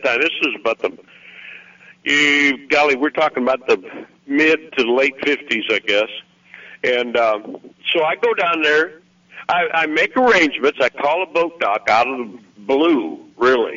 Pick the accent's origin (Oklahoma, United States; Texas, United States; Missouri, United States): Missouri, United States; moved away as an adult; now in Arkansas, United States; I was from Missouri